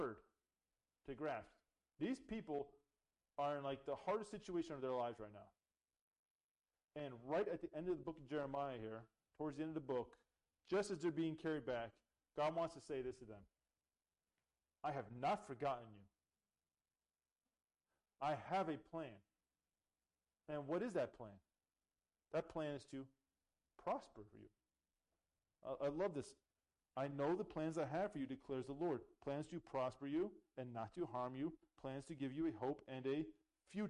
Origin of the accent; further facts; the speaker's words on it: Canada; moved away; I'm Canadian